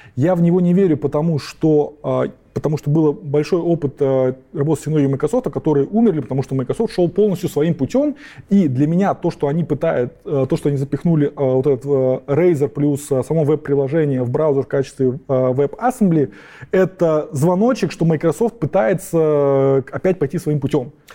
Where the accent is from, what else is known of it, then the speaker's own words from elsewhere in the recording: Kazakhstan; moved away; Я вообще-то родился в Казахстане